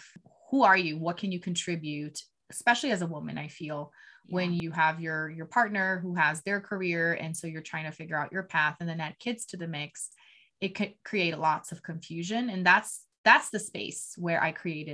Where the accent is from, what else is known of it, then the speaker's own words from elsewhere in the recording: Brazil; moved away as an adult; now in United States; I'm originally from Brazil, born and raised